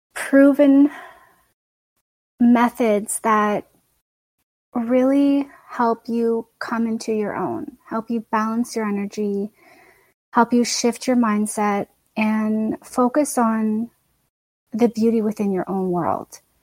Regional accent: Canada; I'm Canadian born and raised.

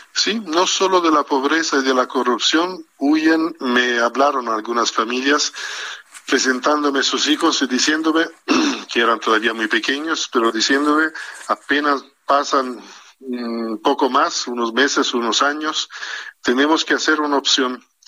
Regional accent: Italy; moved away as an adult; now in Mexico; yo soy bastante nuevo en México, ni siquiera cinco años tengo en México, pero como italiano

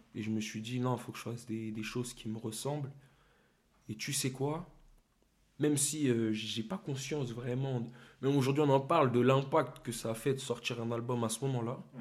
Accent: Torcy, Île-de-France, France; now in Meaux, France; j'ai grandi à Torcy, au quartier

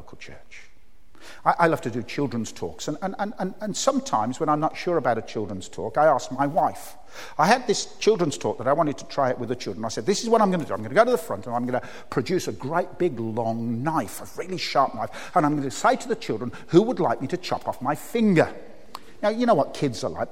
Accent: Birmingham, West Midlands, United Kingdom; moved away; I came from Birmingham?

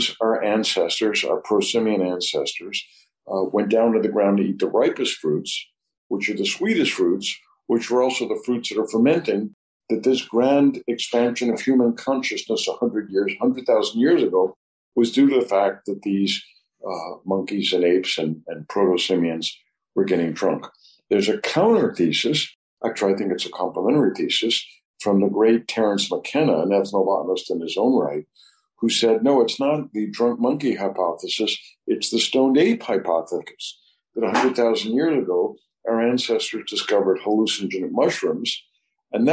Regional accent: New Orleans, Louisiana, United States; New Orleans is my hometown

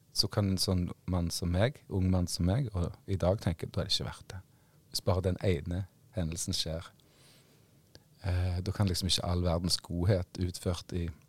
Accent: Western Norway, Norway; jeg er vestlending

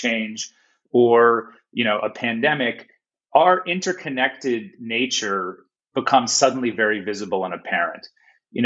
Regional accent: United States; moved away as an adult; now in Australia; as an American

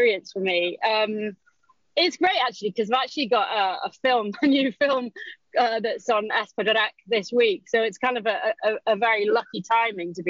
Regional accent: Conwy, Wales, United Kingdom; moved away as an adult; also born or lived in California, United States; now in United States; I'm from Conway right. Originally.

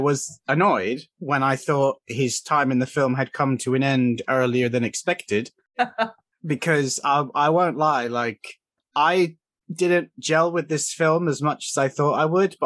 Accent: Cornwall, South West England, United Kingdom; accent: Cornish; Specifically, I'm from Cornwall, and I suspect the Cornish accent is mixing with the British accent

